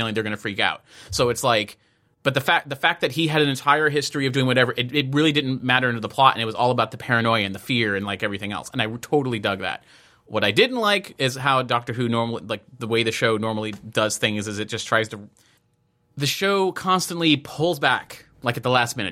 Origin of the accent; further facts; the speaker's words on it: United States; I'm American